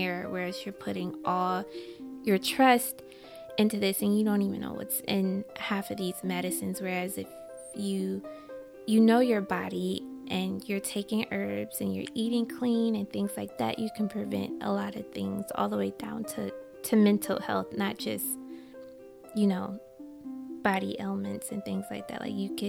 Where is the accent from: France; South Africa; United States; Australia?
United States; Michigan; now in New York, United States; I'm from Michigan, but I live in New York